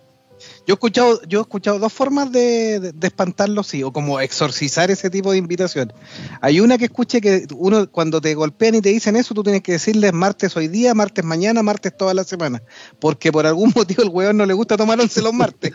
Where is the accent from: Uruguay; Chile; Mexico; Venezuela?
Chile; aquí en Chile